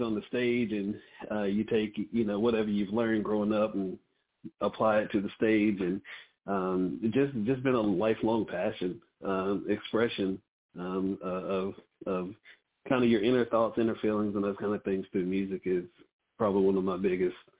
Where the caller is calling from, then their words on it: Charlotte, North Carolina, United States; I'm calling from Charlotte, North Carolina